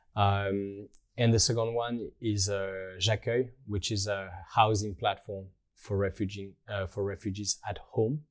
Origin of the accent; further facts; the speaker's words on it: Rennes, Brittany, France; moved away as an adult; also born or lived in Tokyo / Germany / Australia; now in Paris, France; I grew up in Rennes, in, uh, in Brittany